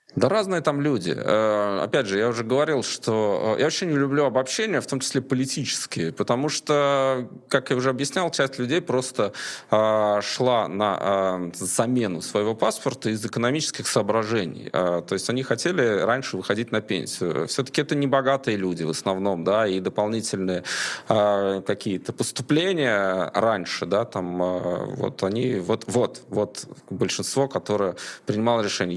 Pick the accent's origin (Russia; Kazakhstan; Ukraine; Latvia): Latvia; first language Russian; я человек, для которого русский язык родной, я гражданин Латвии